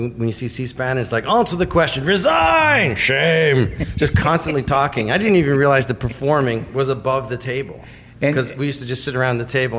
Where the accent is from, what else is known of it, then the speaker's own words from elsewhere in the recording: Toronto, Ontario, Canada; moved away as an adult; now in United States; I was born in Toronto, yeah. They huh. moved in 56. I was born in 63.